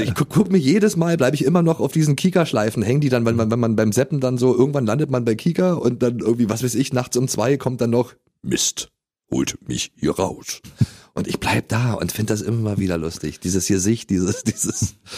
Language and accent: German; Berlin, Germany